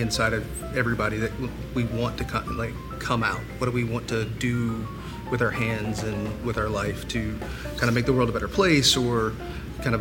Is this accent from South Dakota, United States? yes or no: no; Columbia, South Carolina, United States; I'm from Columbia